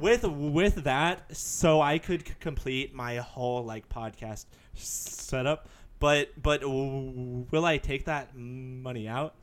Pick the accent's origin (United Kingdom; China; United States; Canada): United States; it's great being an American